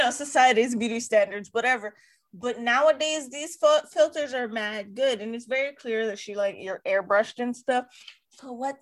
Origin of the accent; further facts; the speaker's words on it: Hawaii, United States; I'm from Hawaii